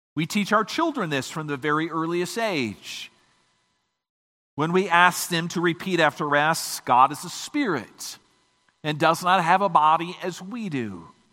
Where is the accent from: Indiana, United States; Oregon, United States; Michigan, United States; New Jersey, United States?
Michigan, United States